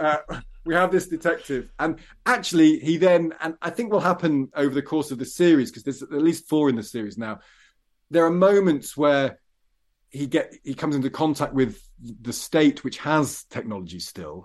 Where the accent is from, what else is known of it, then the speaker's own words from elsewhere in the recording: Midlands, United Kingdom; I come from the Midlands and a bit country, a bit town